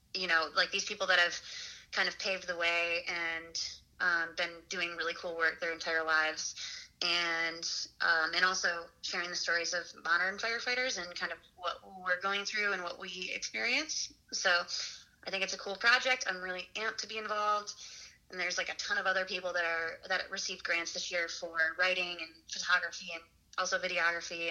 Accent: Michigan, United States; moved away; my home state of Michigan

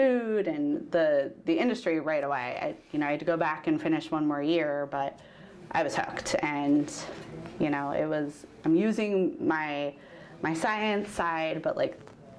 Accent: Milwaukee, Wisconsin, United States; moved away as an adult; also born or lived in Minnesota; now in Oregon, United States; I grew up in the Midwest, and so I grew up in Milwaukee, Wisconsin

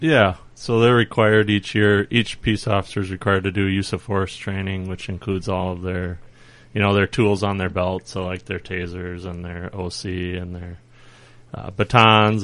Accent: Faribault, Minnesota, United States; born and raised in Faribault

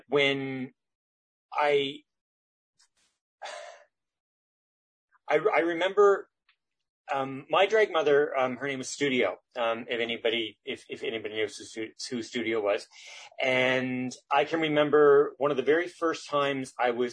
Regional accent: Isaac's Harbour, Nova Scotia, Canada; moved away as an adult; now in Halifax, Canada; I grew up actually down on the Eastern Shore in a little place in Guysburg County called Isaac's Harbor.

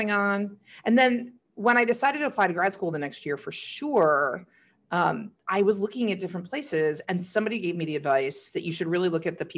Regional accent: Texas, United States; moved away; also born or lived in Michigan; I'm from Michigan. I'm also from Texas. I mostly grew up in Texas. Like the important years were there

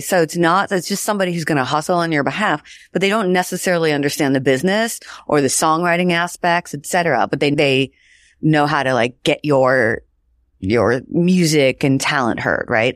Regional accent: Washington, United States; I grew up in Washington State.

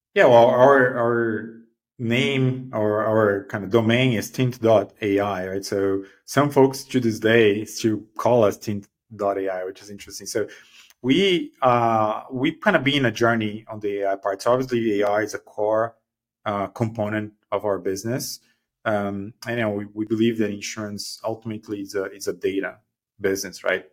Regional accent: Brazil; moved away as an adult; now in Bay Area, United States; I'm originally from Brazil.

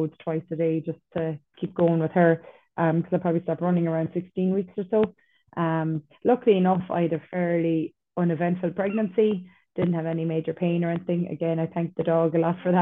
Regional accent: North Kerry, Munster, Ireland; I'm from North Kerry

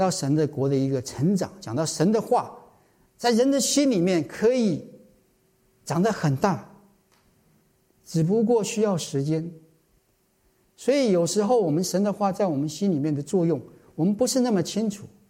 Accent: China; 我相信我们中国人大概都可以明白这句话。

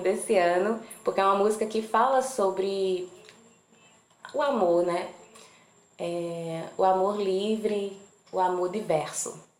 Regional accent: Campina Grande, Paraíba, Brazil; lá de Campina Grande, de onde sou

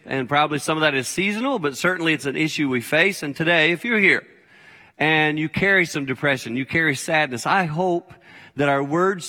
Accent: Philadelphia, Pennsylvania, United States; I did not know him at all. I was from Philadelphia.

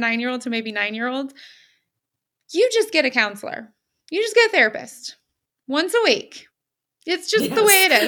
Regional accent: United States; moved away as an adult; now in Germany; I'm this American, I'm living in Germany.

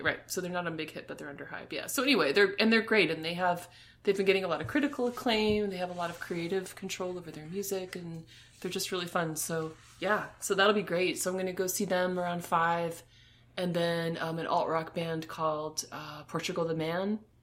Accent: United States; I grew up right outside of New York

